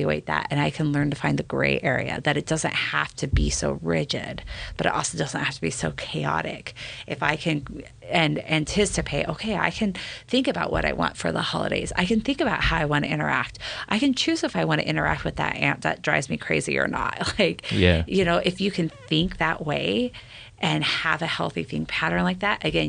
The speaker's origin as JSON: {"language": "English", "region": "California", "country": "United States", "tie": "born or raised there", "also_born_or_lived": "Utah County, Utah", "moved": "as an adult", "lives_now": "Davis County, Utah, United States", "said": "I grew up in California"}